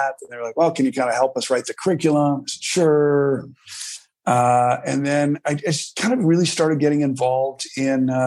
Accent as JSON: {"language": "English", "town": "Milwaukee", "region": "Wisconsin", "country": "United States", "moved": "yes", "said": "I was from Milwaukee"}